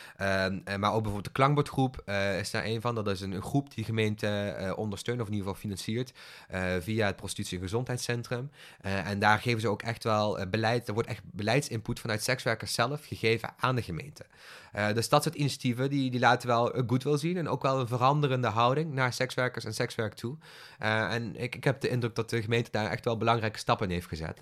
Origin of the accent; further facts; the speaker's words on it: Bilzen, Flanders, Belgium; moved away; toen ik opgroeide in het Belgisch platteland. Het was een klein dorpje, Bilzen